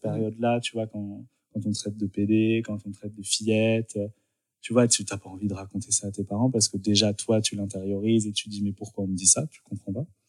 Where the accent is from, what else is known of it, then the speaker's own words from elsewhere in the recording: Dijon, Bourgogne-Franche-Comté, France; also born or lived in Lyon; now in Paris, France; je suis né à Dijon